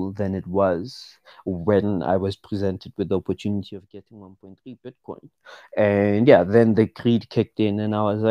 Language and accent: English; Pretoria, Gauteng, South Africa; I'm from Pretoria, South Africa. And yeah, I grew up in Mamelodi.